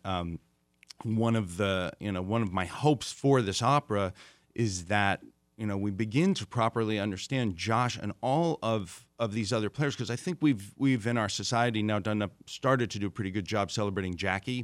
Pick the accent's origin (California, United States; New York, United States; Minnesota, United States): New York, United States; I grew up in New York